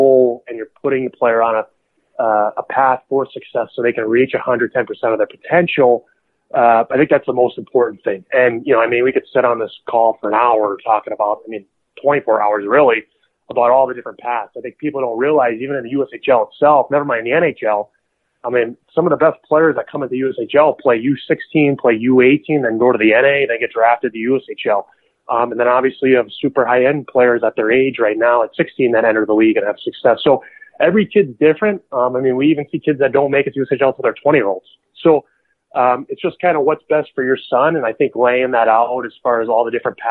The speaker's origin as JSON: {"language": "English", "region": "New Jersey", "country": "United States", "said": "I'm from New Jersey"}